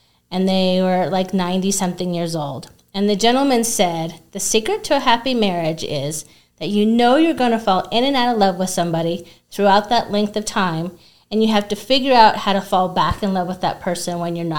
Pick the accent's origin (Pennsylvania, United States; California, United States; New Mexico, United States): New Mexico, United States; Albuquerque; I was born here in Albuquerque. Really? Okay. Born and raised. And I hate to say it, I do not know any Spanish.